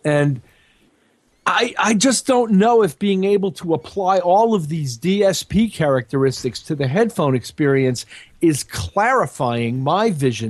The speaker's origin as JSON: {"language": "English", "region": "Missouri", "country": "United States", "said": "I'm from Missouri, the show me state."}